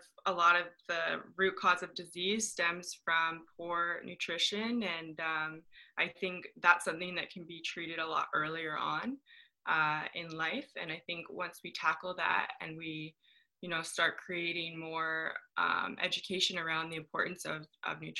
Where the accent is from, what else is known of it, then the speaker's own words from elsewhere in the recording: Canada; moved away as an adult; also born or lived in Ohio State University, United States; now in Los Angeles, United States; coming from being Canadian, I'm Canadian